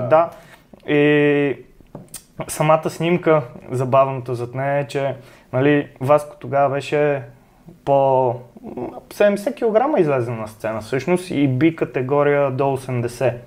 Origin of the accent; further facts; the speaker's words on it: Sofia, Sofia City, Bulgaria; от София съм.